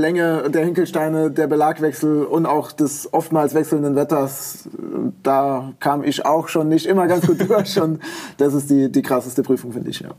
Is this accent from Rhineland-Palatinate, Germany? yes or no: yes; Baumholder, Rhineland-Palatinate, Germany; Ja, die liegt quasi direkt in meiner Heimat äh, auf dem Militärübungsplatz äh, in Baumholder. Das ja. ist in, in Rheinland-Pfalz an der Grenze zum Saarland.